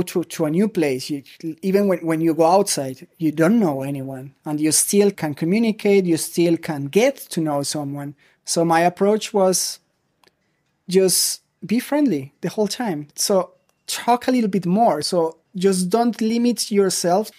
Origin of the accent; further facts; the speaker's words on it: Colombia; moved away as an adult; also born or lived in Medellin, Colombia / Mexico; now in Germany; I grew up in Colombia. I'm originally from Medellin, but we moved quite a lot. So I was in different cities over there.